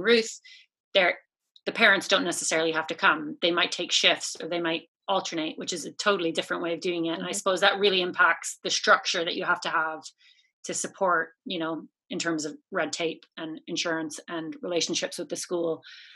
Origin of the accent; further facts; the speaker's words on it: Canada; now in Ireland; I'm Canadian